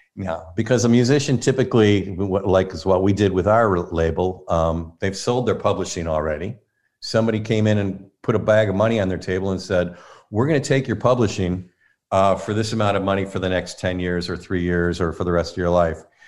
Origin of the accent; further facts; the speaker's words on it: Inkster, Michigan, United States; also born or lived in Detroit; I grew up in Inkster, Michigan, so that's West Side